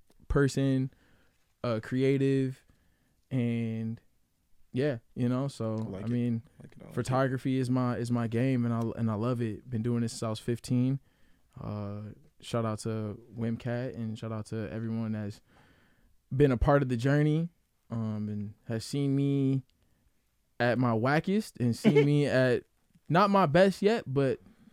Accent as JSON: {"language": "English", "town": "Grand Rapids", "region": "Michigan", "country": "United States", "tie": "born or raised there", "said": "I was born and raised here in Grand Rapids, actually moving soon out of here, but not too far, you know, going to Chicago"}